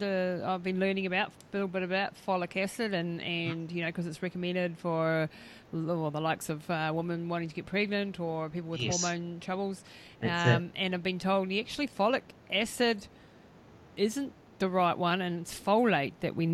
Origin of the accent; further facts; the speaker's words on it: New Zealand; but as a New Zealander, what would you say is generally lacking in our diet?